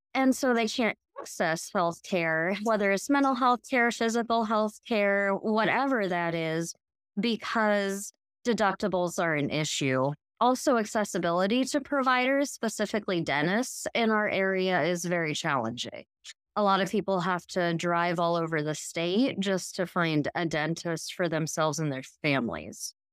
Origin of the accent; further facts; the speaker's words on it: Hastings, Nebraska, United States; I was born and raised in Hastings